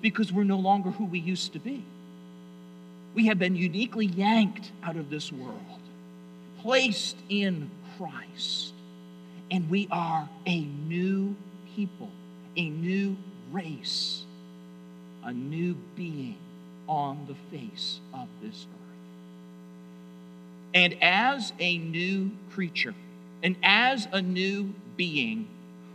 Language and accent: English; United States; also born or lived in Toronto, Canada; I'm an American.